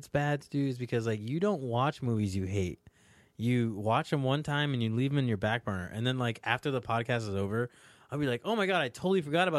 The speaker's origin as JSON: {"language": "English", "region": "New York", "country": "United States", "said": "I hate the Boston accent because I'm from New York"}